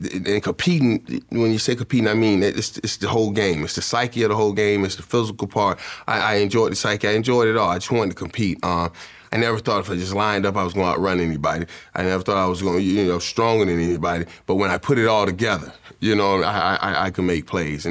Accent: Miami, Florida, United States; growing up in Miami

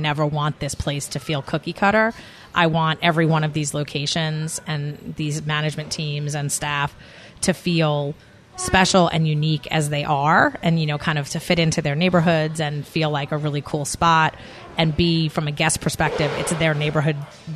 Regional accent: New York, United States; I'm a New Yorker by, that's where I grew up, and I'm definitely, my New York can come out sometimes

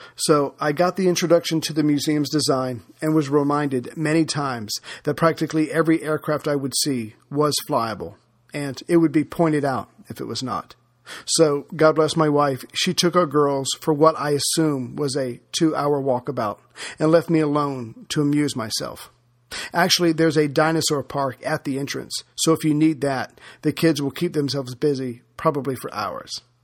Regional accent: United States; as an American

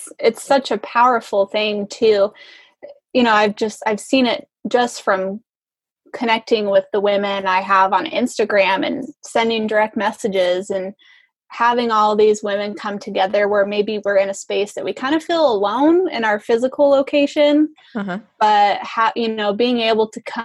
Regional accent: Washington, United States; my home state of Washington

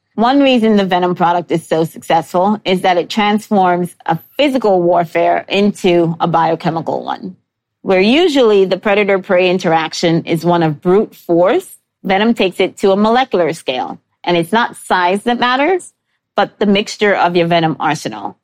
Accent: New York City, New York, United States; I grew up in New York City with forced access to the Natural History Museum

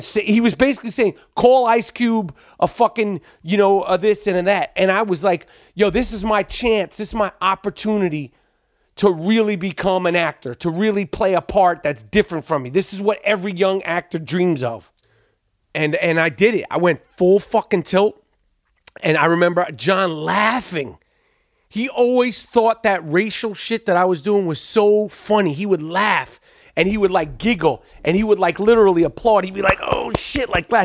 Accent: New York, United States; accent: New York; my New York accent

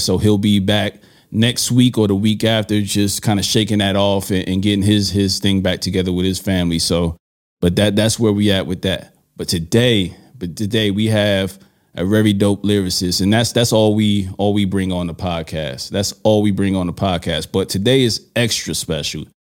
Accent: New York City, New York, United States; moved away; I'm from Brooklyn

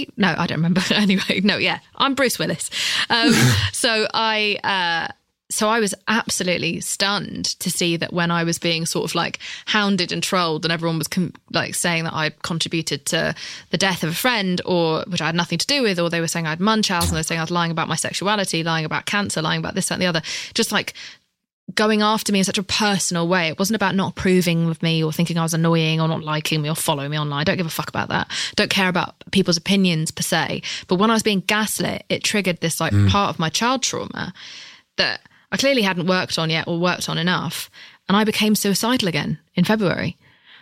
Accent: United Kingdom; I'm British.

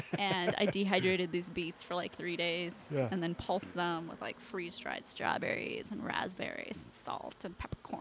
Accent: Kentucky, United States; also born or lived in India; now in Phoenix, United States; Born in India, raised in Kentucky

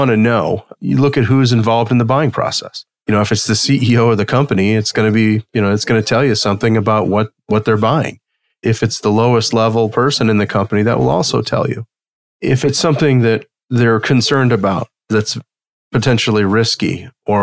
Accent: outside of Detroit, southern Michigan, United States; I grew up outside of Detroit and, you know, in the cornfields and farms of southern Michigan

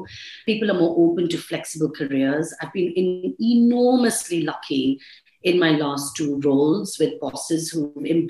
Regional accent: India; accent: Indian; You know, I sort of came in with my Indian accent, and I see that really changing.

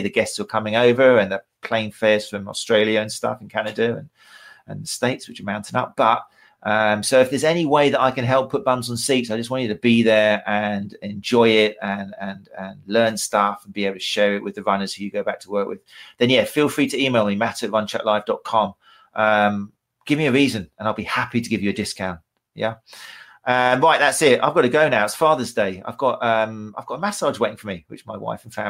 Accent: Brighton, South East England, United Kingdom; in October in Brighton, in my hometown.

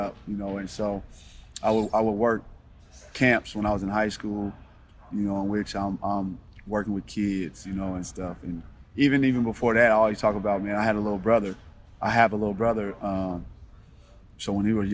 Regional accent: Portland, Oregon, United States; I'm from Portland. I mean, all I knew was Northeast Portland

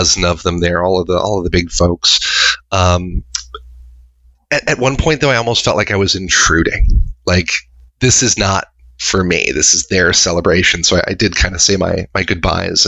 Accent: Chicago, Illinois, United States; I grew up here in Chicagoland.

